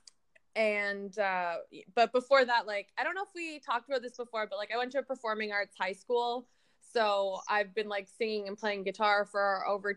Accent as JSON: {"language": "English", "town": "Toronto", "region": "Ontario", "country": "Canada", "tie": "born or raised there", "also_born_or_lived": "New Brunswick", "said": "I was born and raised in Toronto, Ontario"}